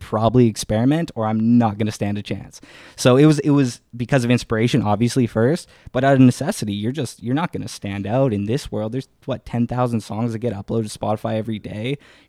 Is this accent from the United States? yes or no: no; Winnipeg, Manitoba, Canada; I grew up in Winnipeg.